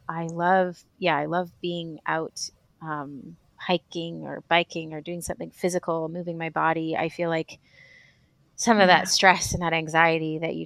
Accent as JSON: {"language": "English", "town": "Vancouver", "region": "British Columbia", "country": "Canada", "moved": "as an adult", "lives_now": "Malawi", "said": "we come from Vancouver, which is crazy mountain biking"}